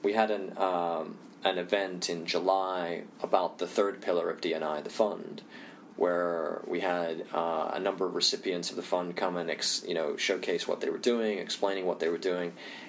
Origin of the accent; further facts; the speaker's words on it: India; also born or lived in Indonesia; And if I had to generalize, and you know, I'm Indian, I also grew up in Indonesia, so if I look at Asia, for example, Asia is really interesting to me for a number of reasons.